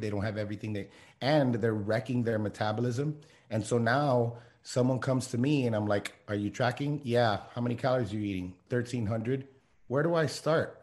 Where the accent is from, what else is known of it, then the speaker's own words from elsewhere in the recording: Miami, Florida, United States; I grew up in Miami